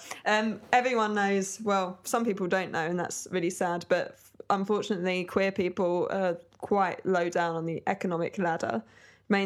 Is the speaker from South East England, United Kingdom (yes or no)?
yes; Brighton, South East England, United Kingdom; I'm from Brighton.